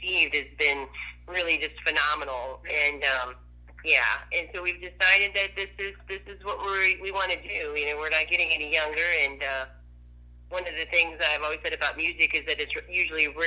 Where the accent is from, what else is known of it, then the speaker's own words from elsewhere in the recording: New Hampshire, United States; moved away; also born or lived in Illinois; I'm originally from New Hampshire